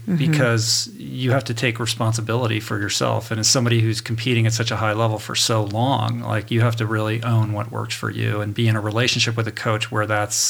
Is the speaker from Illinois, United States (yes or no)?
no; Michigan, United States; I'm originally from Michigan.